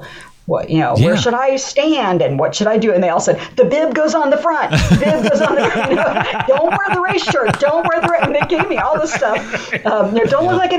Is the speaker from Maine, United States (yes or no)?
no; Columbus, Ohio, United States; I'm from Columbus, Ohio